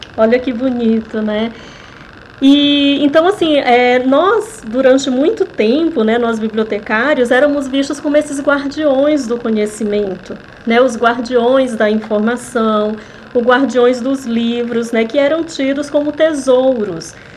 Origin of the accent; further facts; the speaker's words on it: Fortaleza, Ceará, Brazil; moved away; Eu morava em Fortaleza, né? Eu sou de Fortaleza, eu sou do cearense.